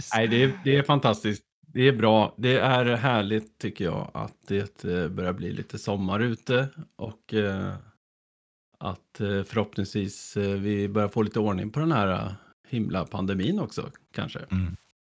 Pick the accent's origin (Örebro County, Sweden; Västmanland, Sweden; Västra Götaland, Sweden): Örebro County, Sweden; Hällefors; also born or lived in Östergötland; från början är jag från Östergötland, men jag var ju bara fem år när vi flyttade därifrån upp till, eh, till ett litet ställe som heter Hällefors, som ligger i Bergslagen